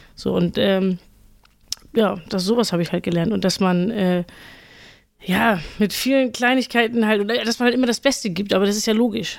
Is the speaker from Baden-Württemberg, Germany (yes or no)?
no; Fahrdorf, Schleswig-Holstein, Germany; ich komme eigentlich aus Fahrdorf